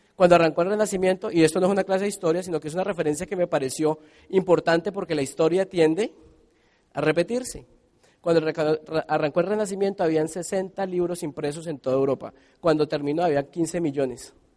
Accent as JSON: {"language": "Spanish", "country": "Colombia"}